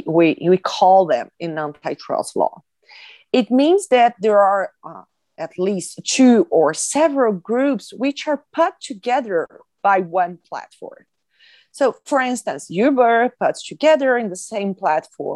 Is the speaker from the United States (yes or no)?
no; Brazil; from the University of Brasilia in Brazil